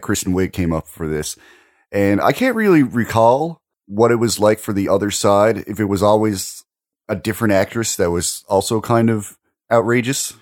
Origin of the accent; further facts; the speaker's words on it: Maritime provinces, Canada; as a Canadian